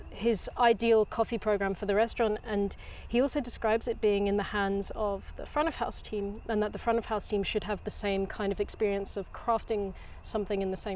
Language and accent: English; England, United Kingdom; moved away as an adult; also born or lived in Germany; now in Copenhagen, Denmark; I come from England, um, but I haven't lived there for quite some years.